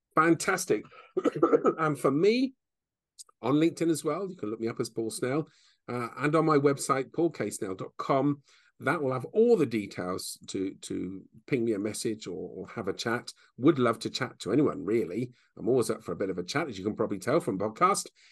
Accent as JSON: {"language": "English", "region": "England", "country": "United Kingdom", "lives_now": "Bicester, United Kingdom", "said": "We're very English"}